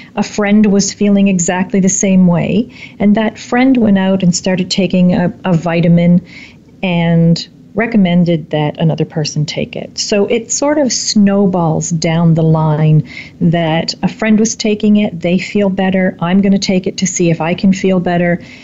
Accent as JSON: {"language": "English", "country": "Canada", "tie": "born or raised there", "said": "my hometown"}